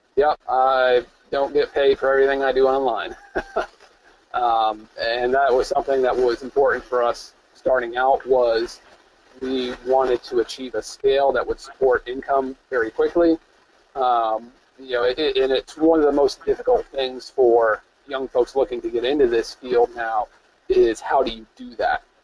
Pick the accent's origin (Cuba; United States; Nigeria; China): United States; upstate New York; I was born in upstate New York.